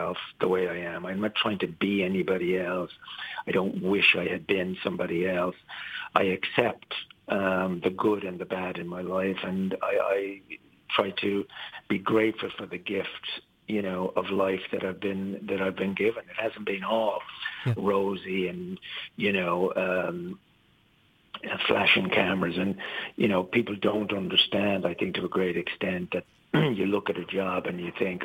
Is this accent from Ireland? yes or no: yes; Ireland; moved away; I've always been Irish, always will be. I've never taken out citizenship anywhere else. I'm an Irish citizen and I'm proud to be